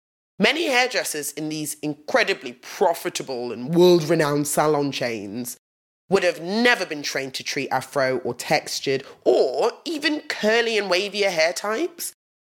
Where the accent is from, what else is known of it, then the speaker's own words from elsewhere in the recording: England, United Kingdom; growing up in England as a young black woman